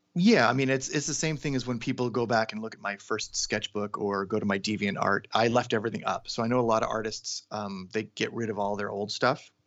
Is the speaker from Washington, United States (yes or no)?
yes; Seattle, Washington, United States; now in Los Angeles, United States; I'm from Seattle, Washington